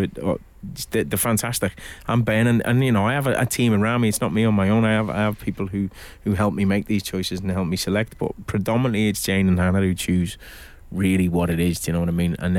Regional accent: Liverpool, North West England, United Kingdom; I'm from Liverpool.

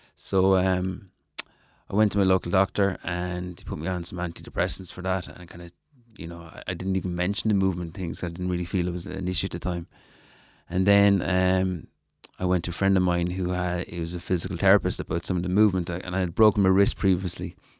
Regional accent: Ireland; my home country

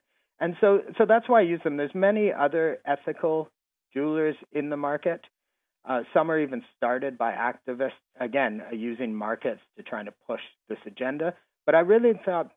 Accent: Canada; I'm from Canada

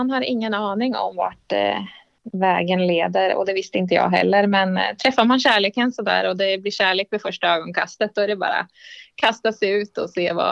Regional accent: Västervik, Kalmar County, Sweden; Nej, jag är född och uppvuxen i Västervik eh, och eh, har eh, spenderat större delen av mitt liv där, höll jag på att säga.

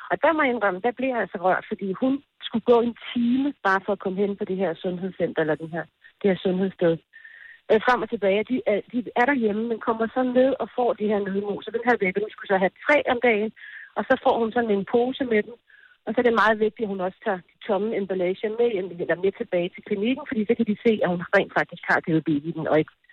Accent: Denmark; der kommer jeg fra Danmark og vejer lige 5-10 kilo for meget og står der og kigger ud og tager billeder og sådan noget.

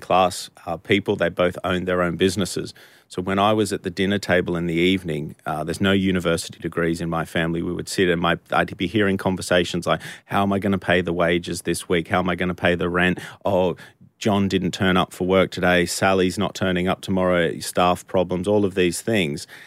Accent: Australia; moved away as an adult; now in United Kingdom; I'm not from the U K, I'm from Australia

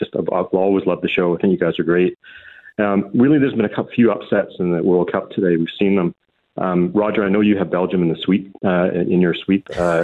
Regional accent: Canada; also born or lived in Glasgow, Scotland; now in Scotland; so I grew up in Canada. I was born in Glasgow, grew up in Canada. I've been here now for about 27 years.

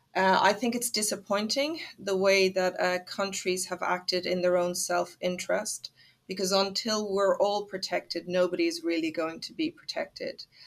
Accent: Ireland; I'm Irish

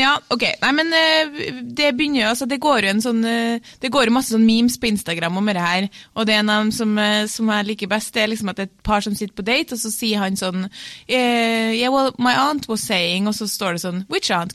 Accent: Trøndelag, Norway; jeg er trønder

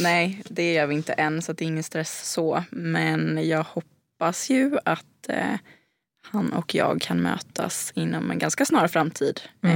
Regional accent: Gothenburg, Västra Götaland, Sweden; moved away; har ju inte heller liksom lika många vänner här som jag hade hemma i Göteborg

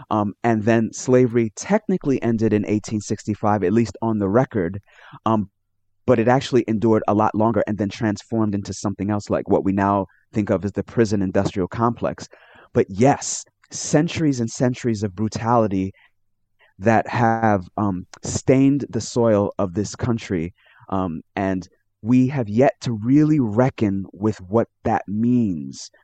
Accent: New York City, New York, United States; I was born and raised in New York City in the United States.

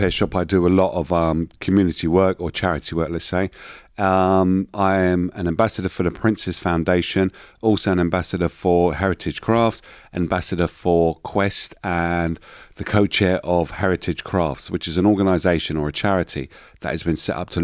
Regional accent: London, United Kingdom; born and bred in East London from a very poor background

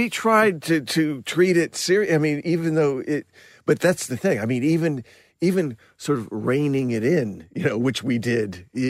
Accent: Burbank, California, United States; The artwork was something I grew up with in Burbank.

